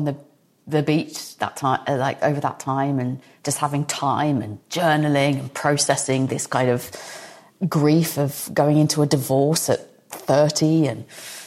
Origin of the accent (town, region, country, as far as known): United Kingdom; moved away as an adult; also born or lived in Los Angeles, United States; now in United States